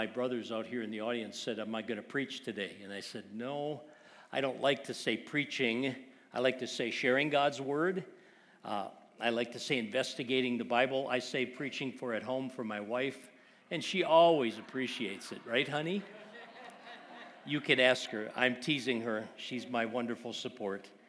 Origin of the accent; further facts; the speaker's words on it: Wisconsin, United States; I grew up in Wisconsin